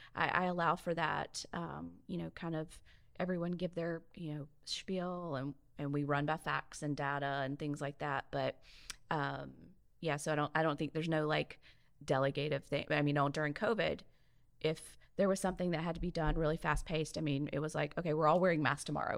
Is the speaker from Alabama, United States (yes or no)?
yes; Mobile, Alabama, United States; moved away as an adult; also born or lived in Northern California / Oregon / Jacksonville, Florida / Saint Augustine, Florida; now in Ocean Springs, United States; growing up in Mobile